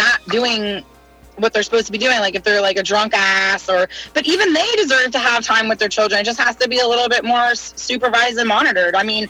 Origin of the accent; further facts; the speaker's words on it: Reston, Virginia, United States; also born or lived in Arlington, Virginia; I'm born and raised in Virginia.